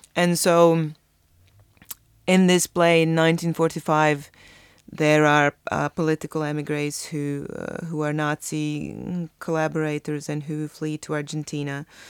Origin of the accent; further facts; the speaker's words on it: Croatia; my experience of growing up in Croatia